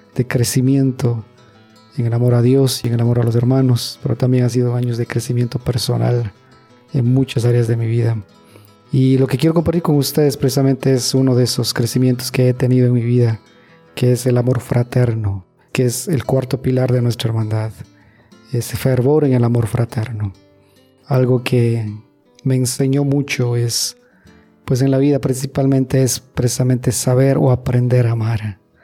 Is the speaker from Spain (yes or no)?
no; Ecuador; now in Monterrey, Mexico; yo soy de Ecuador